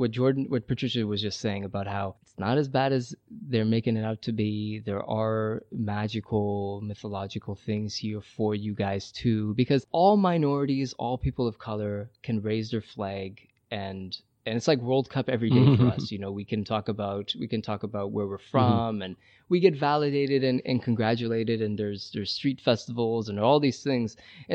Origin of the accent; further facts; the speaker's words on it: Iran; born there; moved away; also born or lived in Brazil; I've lived in Brazil 3 years. I taught English down there. I was born in Iran. I've went back and visited.